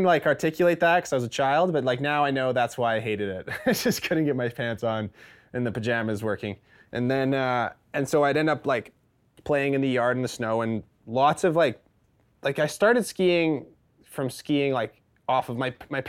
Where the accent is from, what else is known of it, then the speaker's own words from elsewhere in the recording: Fernie, British Columbia, Canada; Yes. So I was born in Fernie. My dad moved here when he was probably in his early 20s